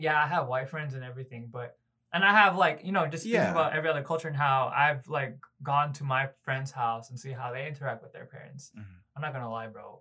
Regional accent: Philippines; also born or lived in Los Angeles, California, United States; now in Tennessee, United States; I actually call the Philippines where I grew up over there, I actually call that place home

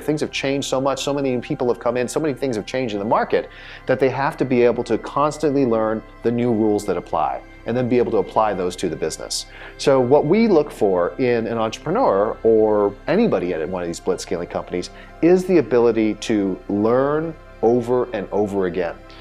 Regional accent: Southern California, United States; born or raised there; also born or lived in Silicon Valley

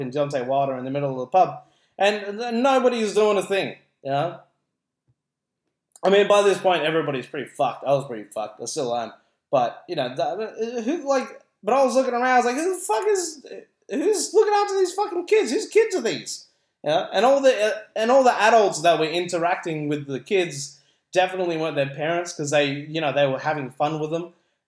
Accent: Philippines; now in Australia; as a Filipino

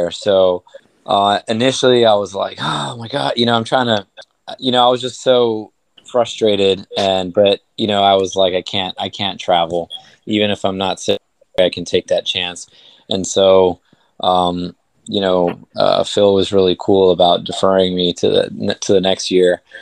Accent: Queens, New York, United States; now in Miami, United States; I'm from New York as well. I'm from Queens, and um, I've been in Miami most of my life, but still, like I have so much family in New York

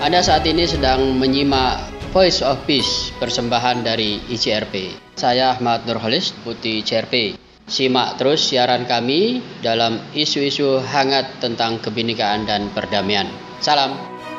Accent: Palopo, South Sulawesi, Indonesia; now in Jakarta, Indonesia; di Palopo di kampung halaman saya

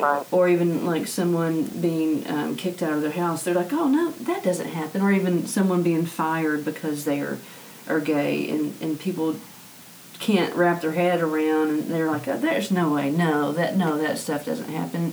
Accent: Arkansas, United States; I grew up in the Missionary Baptist faith um, here in Arkansas

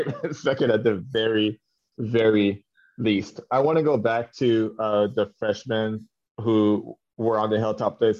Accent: Canada; moved away

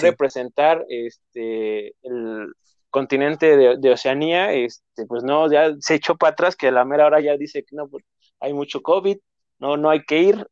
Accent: Mexico; nosotros como mexicanos

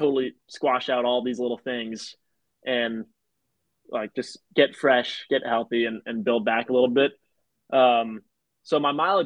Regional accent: New York City, New York, United States; I'm from New York City

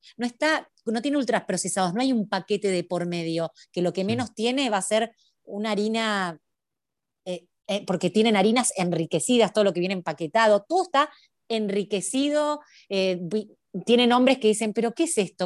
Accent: Argentina; also born or lived in Buenos Aires; Acá en Argentina, yo soy argentina, hay una, vivo en Buenos Aires, en la capital federal, en Ciudad Autónoma de Buenos Aires

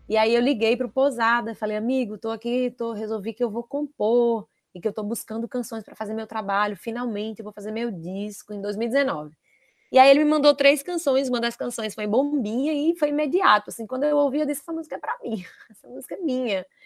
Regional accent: Northeast Region, Brazil; eu sou nordestina, eu sou artista, se eu não for nesse barco, eu não sei para onde eu vou.

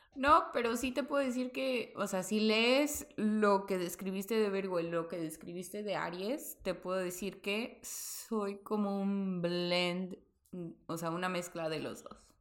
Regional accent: Veracruz, Mexico; el hospital donde yo nací quedaba a tres cuadras de tu casa.

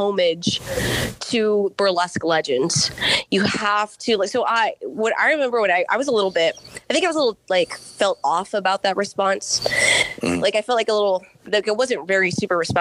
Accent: Corpus Christi, Texas, United States; moved away as an adult; now in Houston, United States; I'm originally from Corpus Christi, Texas, born and raised in Corpitos

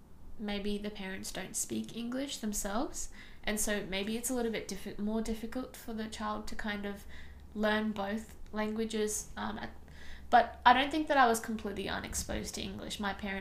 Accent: Sydney, New South Wales, Australia; first language Tamil; English is a second language; So I was born in Sydney. So I've been in Australia my whole life, but my parents were born and brought up in India. So they came over.

